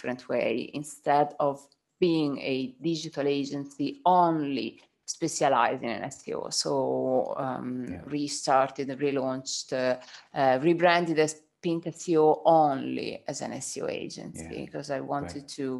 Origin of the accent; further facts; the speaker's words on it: Tuscany, Italy; accent: Italian; English is a second language; moved away as an adult; now in United Kingdom; I was working in the touristic sector in Tuscany, where I'm from